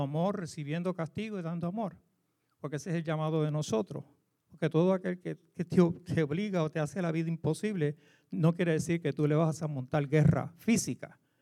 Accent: Puerto Rico; moved away; como decimos en Puerto Rico

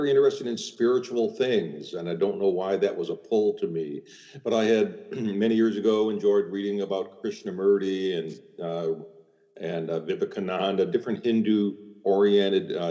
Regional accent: Chicago, Illinois, United States; growing up in Chicago as I did

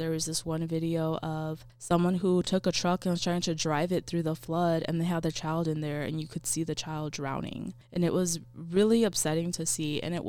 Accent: Honduras; Honduras being my kind of like my home country.

